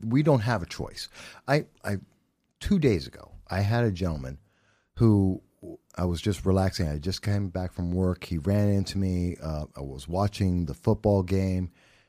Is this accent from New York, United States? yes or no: yes; New York City, New York, United States; I'm from the Bronx.